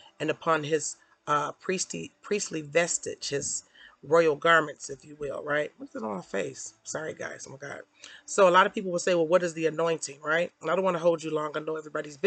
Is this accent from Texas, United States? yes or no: no; Detroit, Michigan, United States; I'm from Detroit. I'm a suburbanite now, suburban mom